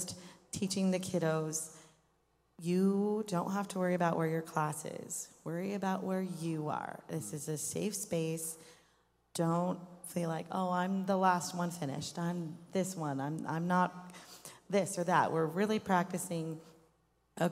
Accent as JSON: {"language": "English", "town": "Greeley", "region": "Colorado", "country": "United States", "tie": "born or raised there", "also_born_or_lived": "Arizona", "moved": "as an adult", "said": "I grew up in Greeley, Colorado"}